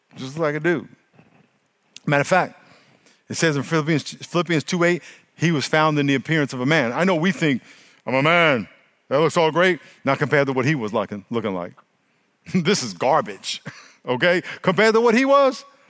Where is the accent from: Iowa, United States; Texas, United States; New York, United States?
New York, United States; now in California, United States; when I grew up in New York